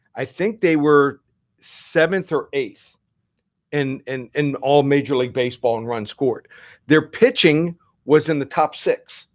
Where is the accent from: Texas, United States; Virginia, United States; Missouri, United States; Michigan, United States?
Texas, United States; moved away; I was born in Texas, went to school there